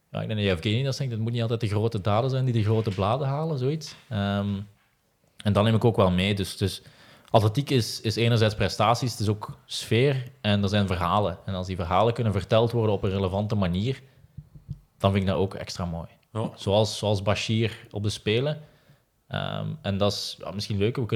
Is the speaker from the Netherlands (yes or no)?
no; Ghent, Flanders, Belgium; Ik ben ook Gentenaar van, van oorsprong, zal het misschien niet meer horen.